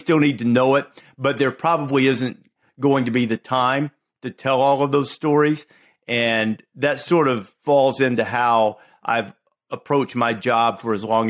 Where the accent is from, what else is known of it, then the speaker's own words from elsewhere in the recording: Muscle Shoals, Alabama, United States; accent: Southern; moved away; also born or lived in Chicago; I grew up in Northwest Alabama, and I had a very, very distinct Southern accent